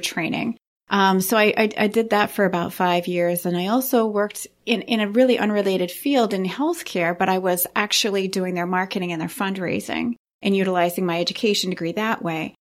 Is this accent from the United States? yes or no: yes; Saint John Valley, Maine, United States; I come from the Saint John Valley, which is right up on the Canadian border